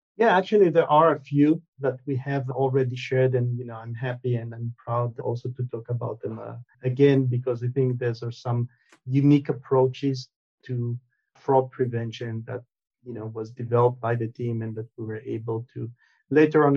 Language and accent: English; Israel; moved away; also born or lived in United States; I'm originally from Israel. I moved to the states, spent many many years in in the U.S., and then moved back to Israel.